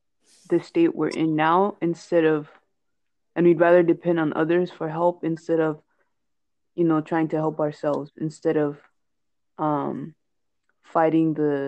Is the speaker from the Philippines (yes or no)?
no; Ghana; moved away as an adult; now in United States; I'm from Ghana. I was born and raised there. I came to the States in 2016 to attend college.